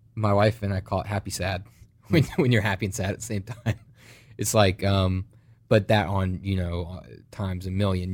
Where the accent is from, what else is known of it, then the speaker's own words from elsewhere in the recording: United States; accent: American; "We're pastors from America. We came here.